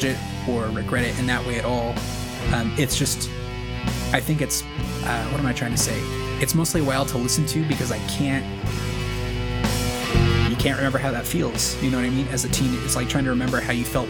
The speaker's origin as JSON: {"language": "English", "town": "Ventura", "region": "California", "country": "United States", "tie": "born or raised there", "also_born_or_lived": "Crete, Nebraska", "moved": "as an adult", "said": "I grew up in Ventura, California"}